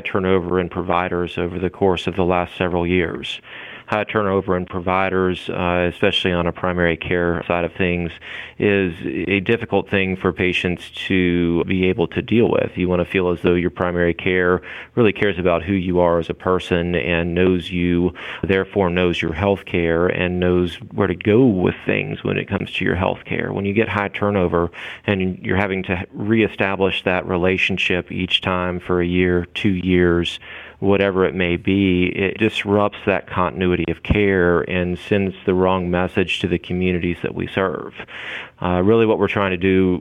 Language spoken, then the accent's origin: English; North Carolina, United States; also born or lived in Lexington, Virginia; now in Virginia, United States; I grew up in North Carolina, is where I was raised